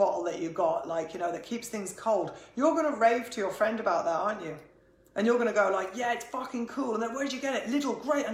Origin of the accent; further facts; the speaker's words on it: Ireland; being Irish